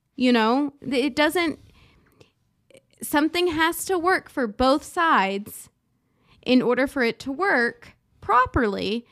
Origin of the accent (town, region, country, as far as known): United States